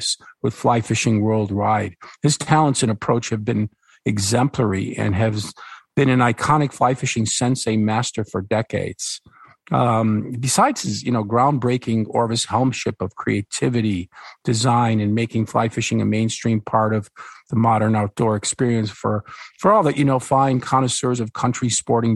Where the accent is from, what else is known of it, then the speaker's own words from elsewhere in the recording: Buffalo Rochester area, New York, United States; we are both from the Buffalo Rochester Bills country